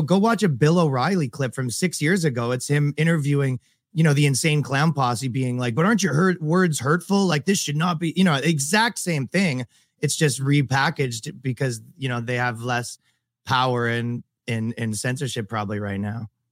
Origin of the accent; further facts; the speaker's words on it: Canada; also born or lived in America; now in United States; I'm from Canada, and I live in America